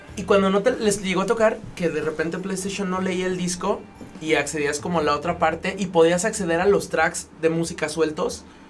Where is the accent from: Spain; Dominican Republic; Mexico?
Mexico; León, Guanajuato; como joven leonés mexicano